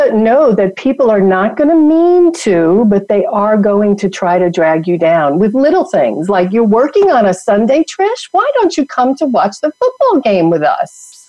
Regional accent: New York, United States; accent: New York; moved away as an adult; also born or lived in Atlanta; I go to New York and my New York accent comes back in a heartbeat. Right? And I've been gone from New York since I'm 21.

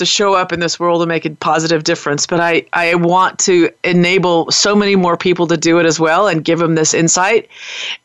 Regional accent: United States; moved away; also born or lived in New Zealand; I'm an American

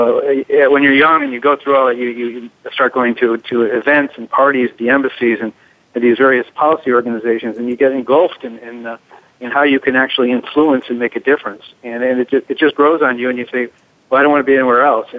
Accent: Chicago, Illinois, United States; moved away as an adult; now in Washington, D.C., United States; I'm actually from Chicago, born and raised there

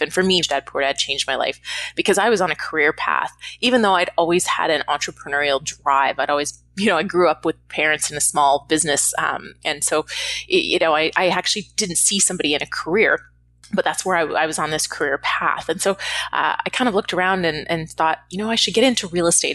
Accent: Canada; moved away as an adult; now in Los Angeles, United States; I'm Canadian if I didn't mention that already originally. I live in Los Angeles now, but I'm Canadian

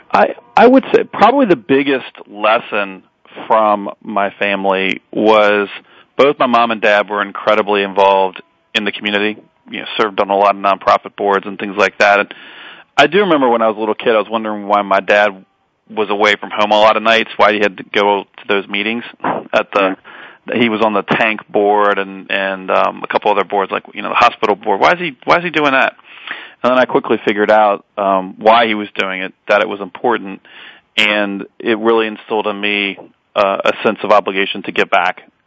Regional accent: Edgewood, Kentucky, United States; also born or lived in Park Hills, Kentucky; now in Belmont, Massachusetts, United States; I grew up basically in Edgewood. I was actually born in Park Hills

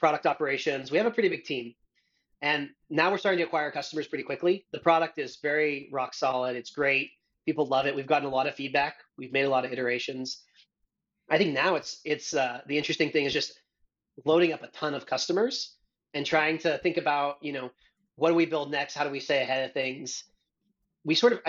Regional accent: Missoula, Montana, United States; moved away as an adult; also born or lived in Australia; now in San Francisco, United States; in Montana, in my hometown

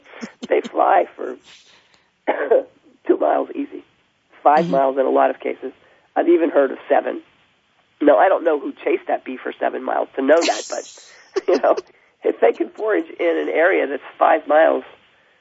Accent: half an hour from Pittsburgh, Pennsylvania, United States; moved away; I grew up half an hour from there.

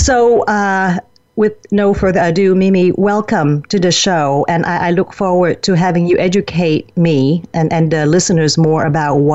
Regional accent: Vietnam; moved away; my home country of Vietnam. Even though I left it close to 40 years ago, it is still my home

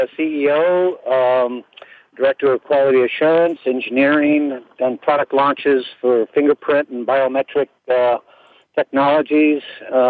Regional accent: Bay Area, California, United States; I was born and raised in California here in the Bay Area. Silicon Valley is sort of my hometown south of us

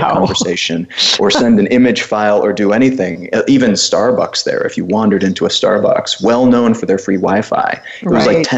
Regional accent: United States; moved away as an adult; also born or lived in Cluj-Napoca, Romania; being an American

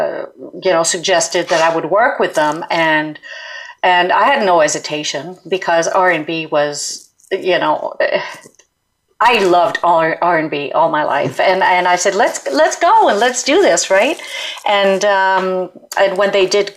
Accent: suburb of Montreal, Quebec, Canada; English is a second language; I come from Montreal, suburb of Montreal, in a tiny little city, you know, like a little town

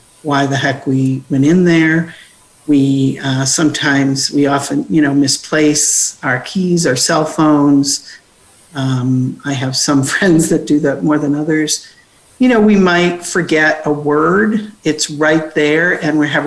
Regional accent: Cincinnati, Ohio, United States; University of Cincinnati, my hometown

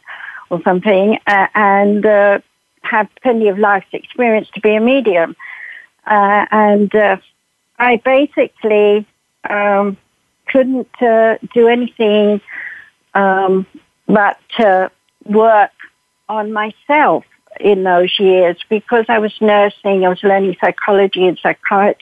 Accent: United Kingdom; I'm British. I was born in 1942

